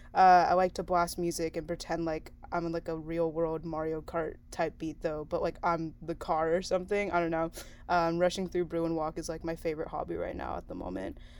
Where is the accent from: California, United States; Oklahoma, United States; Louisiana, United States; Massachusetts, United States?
California, United States; San Diego; also born or lived in China; my parents imported me to San Diego when I was like a year old